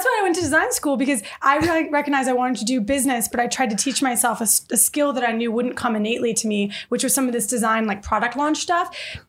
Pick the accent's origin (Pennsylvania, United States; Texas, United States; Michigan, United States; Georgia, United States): Michigan, United States; Detroit; born or raised there